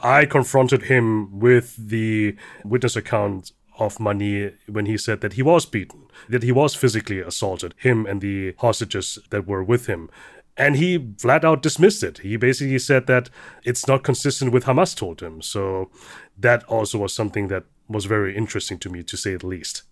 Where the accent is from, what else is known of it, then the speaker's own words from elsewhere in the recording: Germany; I'm the son of immigrant parents. growing up in Germany